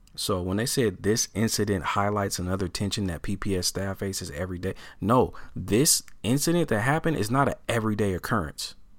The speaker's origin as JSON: {"language": "English", "town": "Portland", "region": "Oregon", "country": "United States", "tie": "born or raised there", "said": "I am born and raised in Portland, Oregon, all right? Uh, it's my hometown, uh, and I'm still here"}